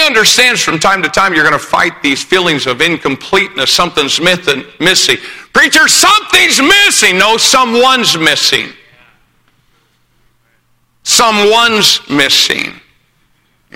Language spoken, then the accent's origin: English; Greencastle, Indiana, United States; I was born in Greencastle, Indiana.